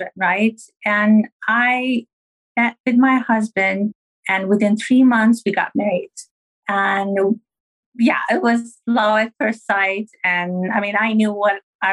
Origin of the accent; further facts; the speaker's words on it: Turkey; moved away; I'm originally from Turkey